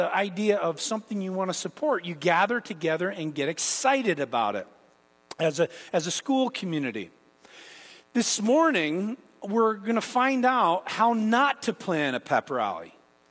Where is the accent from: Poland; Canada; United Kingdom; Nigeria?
Canada; moved away; growing up in Canada